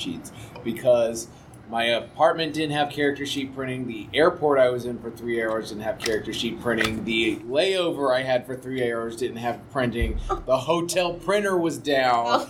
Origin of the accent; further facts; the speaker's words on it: the South, United States; now in Portland, United States; I come from the South, and I've got good old German heritage